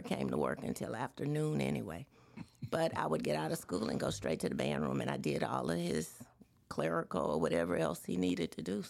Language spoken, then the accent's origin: English; Baton Rouge, Louisiana, United States; also born or lived in Atlanta, Georgia / Washington D.C.; I grew up in Baton Rouge.